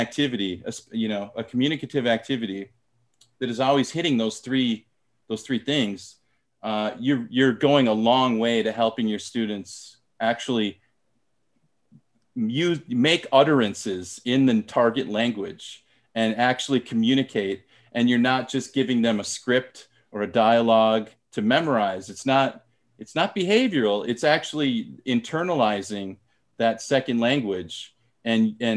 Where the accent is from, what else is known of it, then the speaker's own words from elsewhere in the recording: United States; first language English; moved away as an adult; now in South Korea; I was born and raised in America and my native language is English